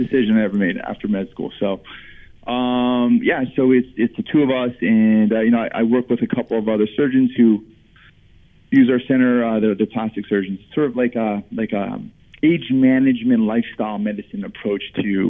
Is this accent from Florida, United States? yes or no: yes; South Florida, United States; moved away as an adult; I'm from South Florida